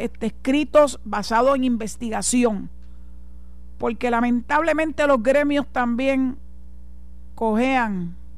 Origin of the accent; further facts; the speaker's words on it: Puerto Rico; Soy boricua, tengo la mancha de plátano, soy de aquí y Dios mediante espero morir aquí